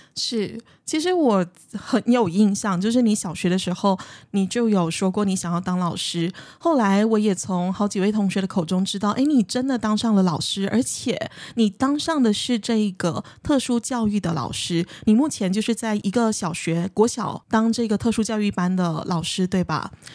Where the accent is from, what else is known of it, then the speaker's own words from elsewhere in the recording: Malaysia; 尤其是在马来西亚的华人社会，我们所谓的华社